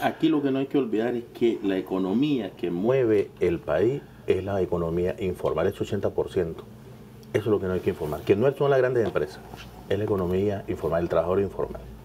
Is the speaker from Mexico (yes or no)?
no; Nicaragua; nosotros como, como nicaragüenses